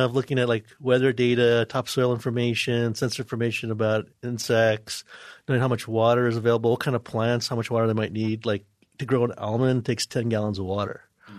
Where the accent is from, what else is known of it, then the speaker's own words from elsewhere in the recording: New York, United States; moved away; Where I'm originally from, New York.